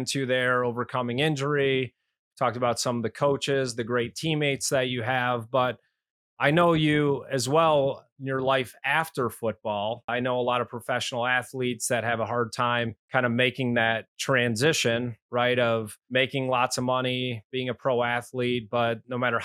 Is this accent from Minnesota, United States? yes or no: no; Detroit, Michigan, United States; moved away; my hometown of Detroit